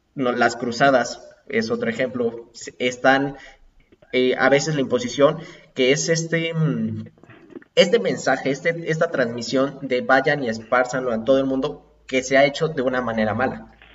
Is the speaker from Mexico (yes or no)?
yes; Puebla, Mexico; yo soy poblano